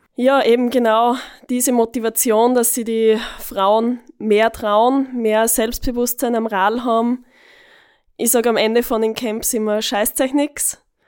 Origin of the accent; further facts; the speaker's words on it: Eastern Styria, Austria; now in Vienna, Austria; bei uns in der Oststeiermark